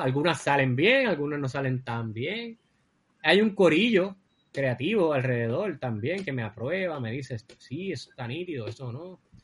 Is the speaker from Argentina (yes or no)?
no; Cabo Rojo, Puerto Rico; yo soy de Cabo Rojo y me crié así entre el campo y la ciudad